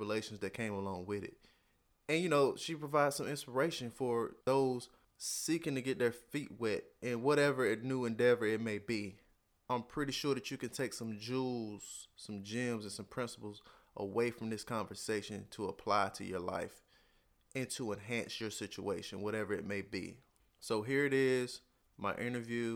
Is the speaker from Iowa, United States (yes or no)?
no; North Carolina, United States; I'm from North Carolina